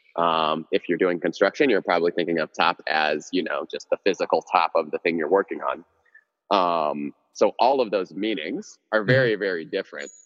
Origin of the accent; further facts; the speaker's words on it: Houston, Texas, United States; also born or lived in Cameroon; I was born in Cameroon, West Africa, uh, in the early '90s. Moved to the states when I was real young, um, and was raised in Texas for the most part, Houston, Texas